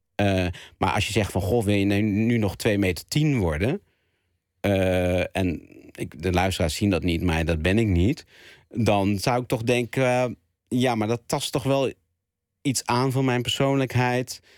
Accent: Zwanenburg, North Holland, Netherlands; moved away; dorp waar ik eh, ben ben opgegroeid

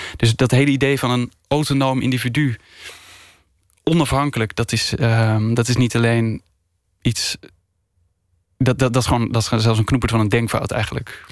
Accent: Spakenburg, Utrecht, Netherlands; ik ben opgegroeid in Spakenburg

